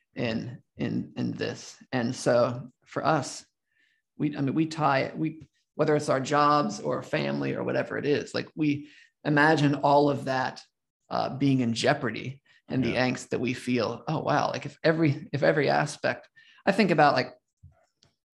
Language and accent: English; Southern Lancaster County, Pennsylvania, United States; I grew up generally in Southern Lancaster County